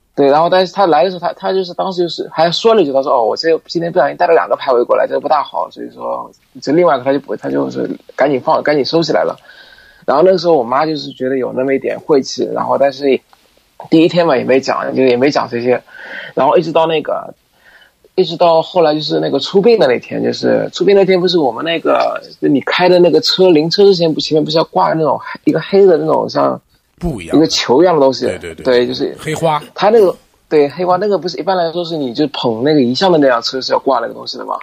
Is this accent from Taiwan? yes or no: no; Shanghai, China; 我们是上海人嘛，上海里边，上海话里边喊哥哥啊